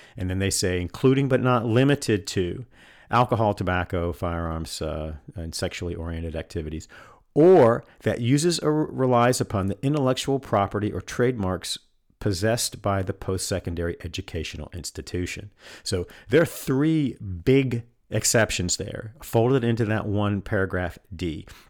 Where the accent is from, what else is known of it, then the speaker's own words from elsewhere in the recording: North Carolina, United States; North Carolina, my home state